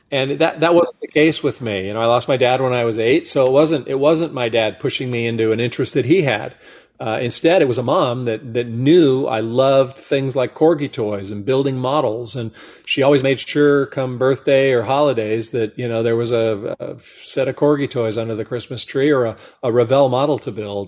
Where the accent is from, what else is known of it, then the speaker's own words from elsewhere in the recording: Monterey Peninsula, California, United States; growing up on the Monterey Peninsula with Laguna Seca Raceway in our backyard